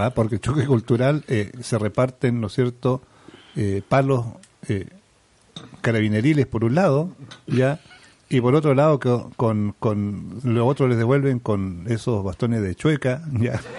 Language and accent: Spanish; Chile